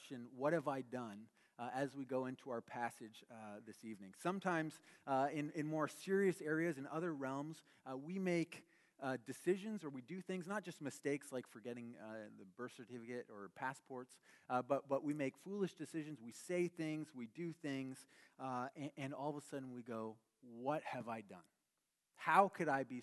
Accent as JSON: {"language": "English", "country": "Canada", "moved": "yes", "lives_now": "United States", "said": "We're both Canadian"}